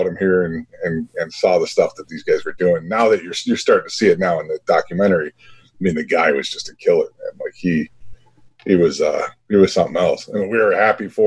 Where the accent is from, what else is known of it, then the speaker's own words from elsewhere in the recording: Chicago, Illinois, United States; born and raised on the south side of Chicago.